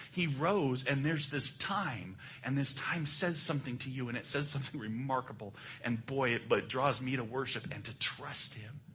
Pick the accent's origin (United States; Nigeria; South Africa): United States; I'm an American